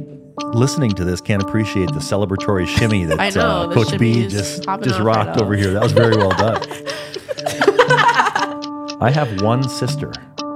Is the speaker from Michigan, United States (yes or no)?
no; Minnesota, United States; I am from Minnesota. Okay. Clue number one.